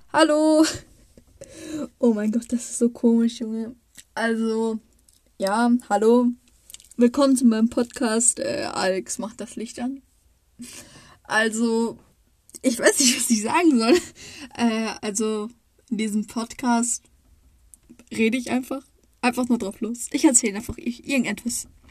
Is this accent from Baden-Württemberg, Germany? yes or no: yes; Baden-Württemberg, Germany; ich komme aus Baden-Württemberg. Also, ich wohne nicht weit, also naja, es ist nicht weit weg? So eine Stunde von Freiburg oder Baden-Baden oder Karlsruhe